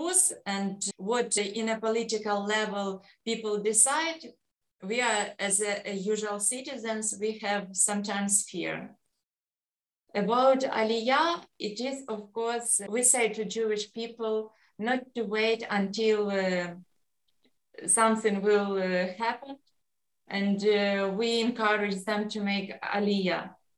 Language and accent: English; Cherkasy, Cherkasy Oblast, Ukraine; English is a second language; Yes, I am from Ukraine. It's Cherkasy. Cherkasy, it is in the center of Ukraine.